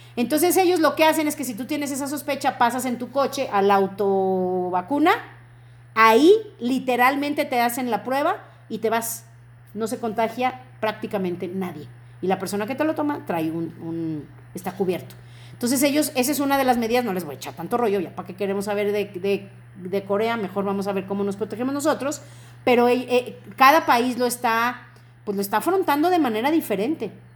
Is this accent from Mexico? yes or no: yes; Mexico; tenemos que sentirnos como mexicanos muy bendecidos